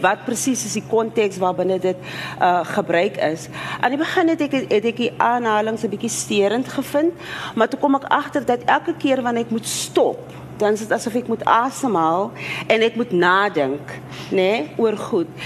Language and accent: Afrikaans; South Africa; as Afrikaner vrou so, ek weet nie, ek woon in my uh deel van Suid-Afrika